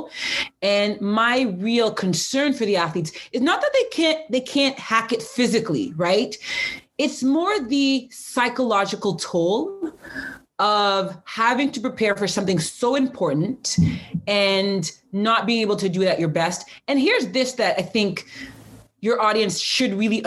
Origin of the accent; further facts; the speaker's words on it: Pickering, Ontario, Canada; I'm from Pickering, Ontario